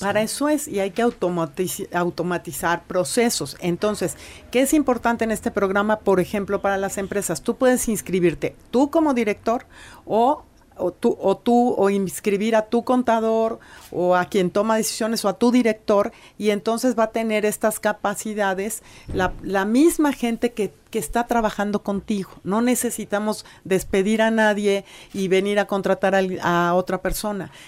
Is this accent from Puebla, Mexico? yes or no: yes; Puebla, Mexico; como poblanas y poblanos